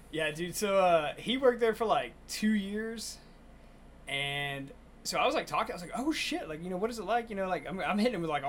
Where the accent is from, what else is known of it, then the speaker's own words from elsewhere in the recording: Monroe, Louisiana, United States; born there; I was born in Monroe, Louisiana. I wasn't raised there, but I was born there.